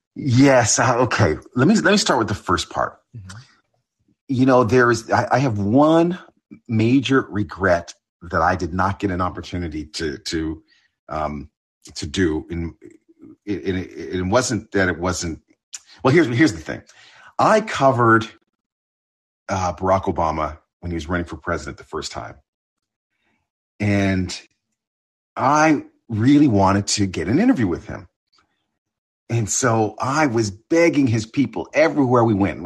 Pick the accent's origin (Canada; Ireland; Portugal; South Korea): Canada; Ontario; moved away; also born or lived in Buffalo, New York; I, I'm half Canadian. I grew up in Ontario.